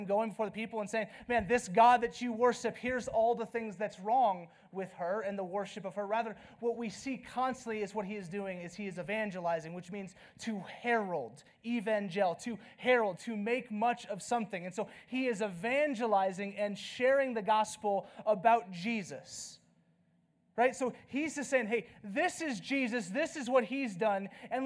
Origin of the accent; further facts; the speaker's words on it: the South, United States; now in Flagstaff, United States; I'm from the South